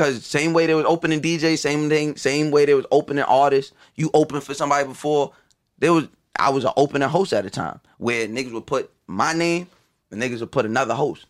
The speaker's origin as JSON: {"language": "English", "area": "Long Island", "region": "New York", "country": "United States", "tie": "born or raised there", "also_born_or_lived": "Brooklyn", "said": "growing up on Long Island"}